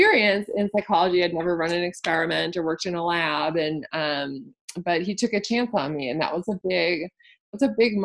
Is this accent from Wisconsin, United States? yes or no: yes; Wisconsin, United States; moved away as an adult; also born or lived in Texas; I grew up in Wisconsin. I did my undergraduate degree in Wisconsin. And then I moved to Texas to go to graduate school